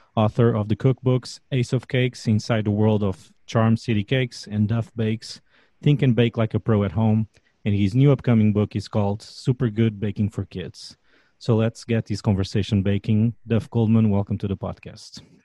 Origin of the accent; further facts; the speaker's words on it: Portugal; moved away as an adult; now in Washington, D.C., United States; I'm originally from Portugal and I've been living in Washington, D.C. for the last nine years